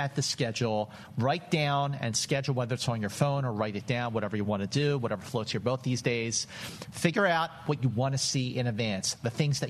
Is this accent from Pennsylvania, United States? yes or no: yes; Philadelphia, Pennsylvania, United States; growing up in Philadelphia